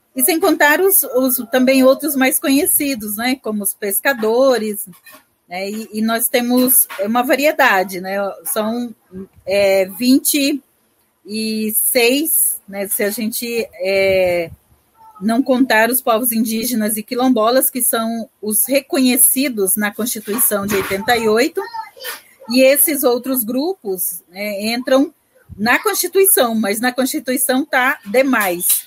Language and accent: Portuguese; Brazil; nós somos os tradicionais, né, os pantaneiros tradicionais que nascemos e vivemos e convivemos no Pantanal